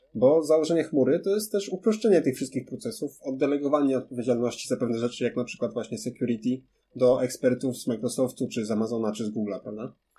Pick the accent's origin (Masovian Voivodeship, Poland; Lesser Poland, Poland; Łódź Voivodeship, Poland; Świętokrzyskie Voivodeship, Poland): Lesser Poland, Poland; Kraków; ja jestem z Krakowa